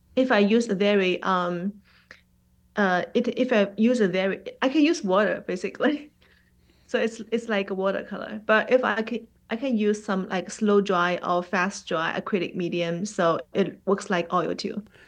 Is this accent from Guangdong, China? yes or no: no; Shanghai, China; first language Mandarin; English is a second language; moved away as an adult; also born or lived in New York; now in Atlanta, United States; Shanghai is my hometown